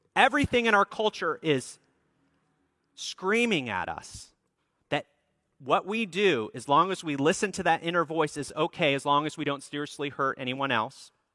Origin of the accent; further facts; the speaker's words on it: Minneapolis, Minnesota, United States; the church that I grew up at in Minneapolis, Minnesota